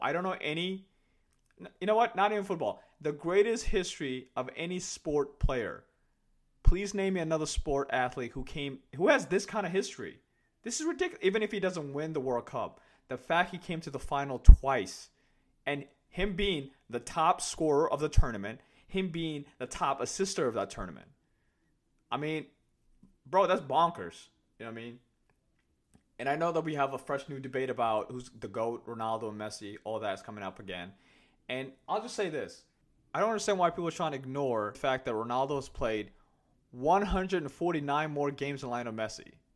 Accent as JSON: {"language": "English", "country": "Kenya", "tie": "born or raised there", "moved": "yes", "lives_now": "United States", "said": "my parents are Somalians, and I was born in Kenya. I have never been to Somalia in my life, right? But when I, whenever I tell people that I'm from Kenya"}